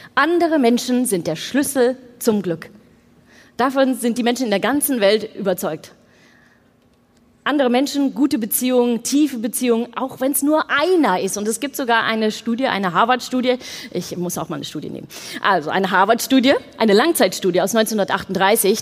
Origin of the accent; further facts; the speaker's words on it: Netherlands; ich bin Holländerin.